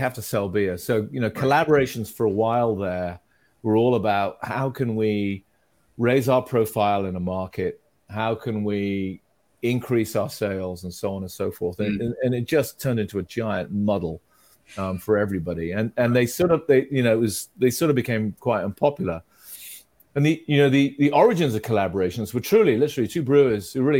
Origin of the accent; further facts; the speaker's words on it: United Kingdom; as a kid, I grew up in Britain